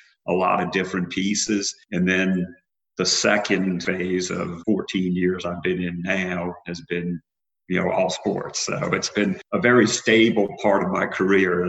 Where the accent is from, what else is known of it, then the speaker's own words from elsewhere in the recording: New Orleans, Louisiana, United States; I'm from New Orleans originally